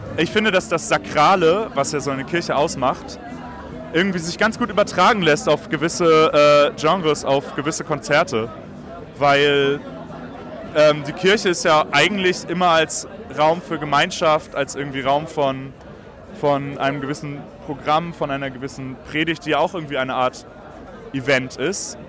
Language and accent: German; Hamburg, Germany; in meiner Heimatstadt Hamburg